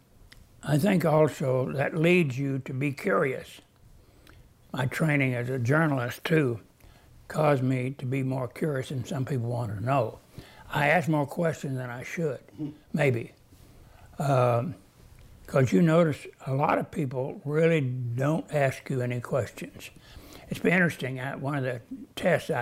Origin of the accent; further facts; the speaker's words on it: Oklahoma, United States; I grew up in Oklahoma